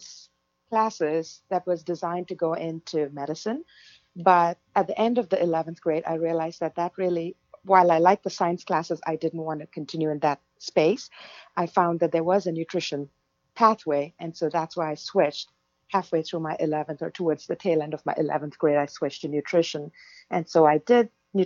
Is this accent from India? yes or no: yes; India; now in Los Angeles, United States; I was born and raised in India